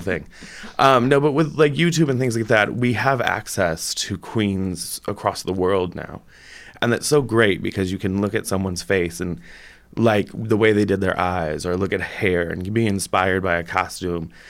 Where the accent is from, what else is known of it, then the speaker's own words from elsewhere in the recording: South Bend, Indiana, United States; also born or lived in Iowa City; now in Bloomington, United States; I'm from South Bend originally